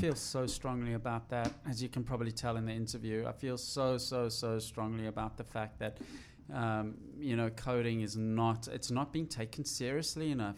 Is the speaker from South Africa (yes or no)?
yes; South Africa; I'm from South Africa